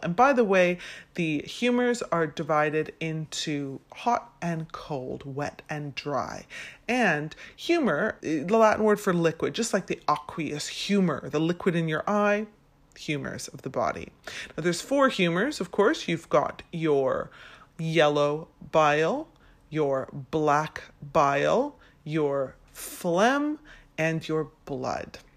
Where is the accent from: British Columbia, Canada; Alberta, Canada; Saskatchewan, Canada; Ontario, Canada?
British Columbia, Canada; Vancouver; now in London, United Kingdom; I'm originally from Vancouver, Canada